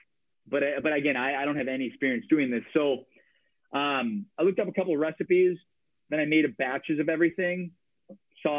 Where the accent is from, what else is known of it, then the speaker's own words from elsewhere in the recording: Chicago, Illinois, United States; moved away as an adult; also born or lived in Milwaukee, Wisconsin; now in Portland, United States; I'm from Chicago